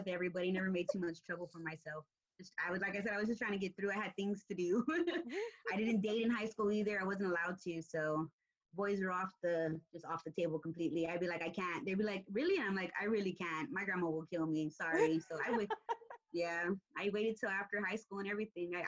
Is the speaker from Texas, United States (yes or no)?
yes; San Antonio, Texas, United States; I grew up on the south side of town. I went to Burbank